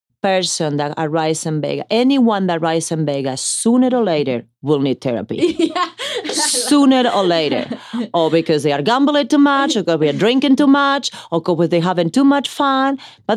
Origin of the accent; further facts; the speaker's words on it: Italy; also born or lived in Argentina; I was born in Argentina, raised in Italy.